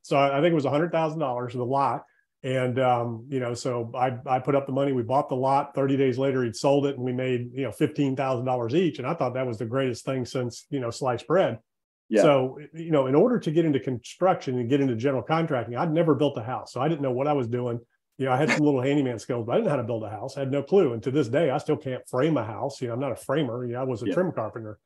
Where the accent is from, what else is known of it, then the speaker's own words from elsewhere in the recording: Virginia Beach, Virginia, United States; moved away as an adult; also born or lived in Outer Banks, North Carolina; I'm from Virginia Beach originally. That's where all my family's from.